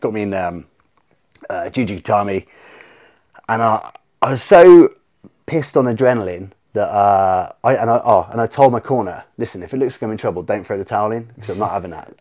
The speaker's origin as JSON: {"language": "English", "town": "St Ives", "region": "South West England", "country": "United Kingdom", "said": "I'm from St. Ives"}